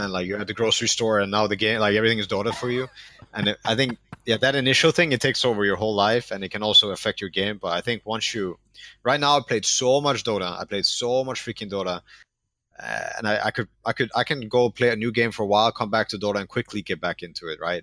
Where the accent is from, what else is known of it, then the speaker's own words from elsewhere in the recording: Denmark; born, born and raised in Denmark.